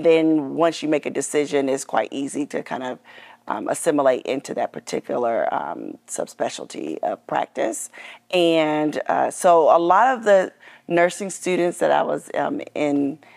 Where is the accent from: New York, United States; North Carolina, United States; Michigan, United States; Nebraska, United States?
North Carolina, United States; now in Atlanta, United States; I'm originally from North Carolina